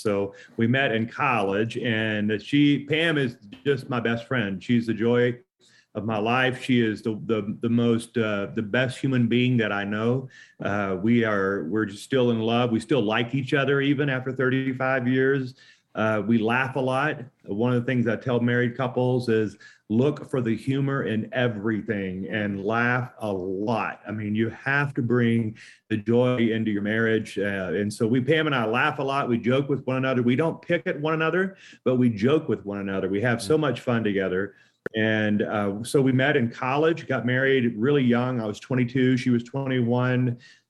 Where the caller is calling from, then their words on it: Colorado, United States; Hello, everyone. I'm from Colorado today, and it's about 60 degrees as we're recording this.